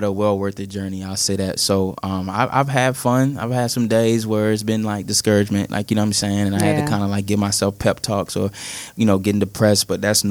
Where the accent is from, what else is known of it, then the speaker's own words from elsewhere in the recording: South Florida, United States; now in Charlotte, United States; I'm from South Florida, but you know I represent Charlotte, North Carolina